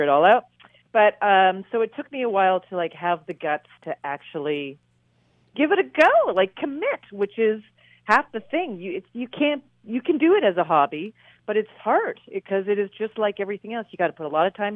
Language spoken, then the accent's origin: English; Calgary, Alberta, Canada; now in New York, United States; I grew up in Calgary, moved to New York now almost 20 years ago